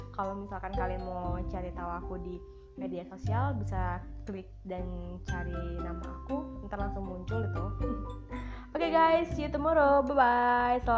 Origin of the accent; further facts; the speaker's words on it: Batang Hari, Jambi, Indonesia; nggak nggak begitu familiar ya di batang hari daerah Jambi mungkin kalian pernah